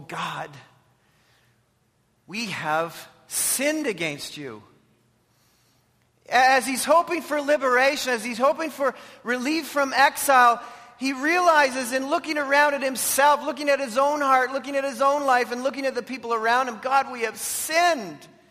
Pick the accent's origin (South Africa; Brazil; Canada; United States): Canada